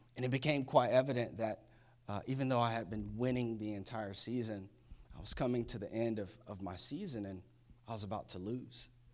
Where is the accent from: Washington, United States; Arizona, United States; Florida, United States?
Florida, United States; moved away; I'm from Florida, definitely a hurricane state